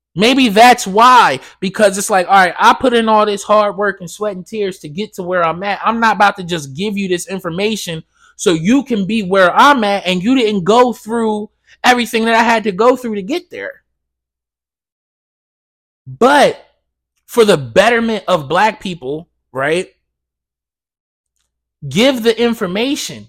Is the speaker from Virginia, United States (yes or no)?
no; Blackwood, New Jersey, United States; I grew up in Blackwood. And if you're from Blackwood, New Jersey